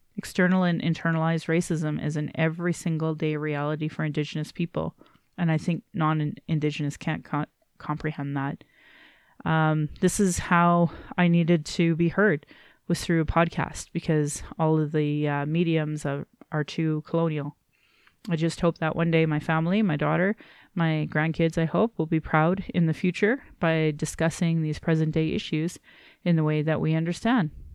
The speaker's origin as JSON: {"language": "English", "town": "Calgary", "region": "Alberta", "country": "Canada", "tie": "born or raised there", "said": "I was born in Calgary"}